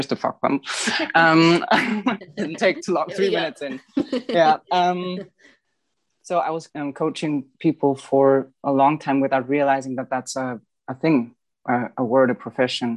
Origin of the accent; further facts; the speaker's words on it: Bavaria, Germany; I've grown up in Bavaria. This is Southeast Germany.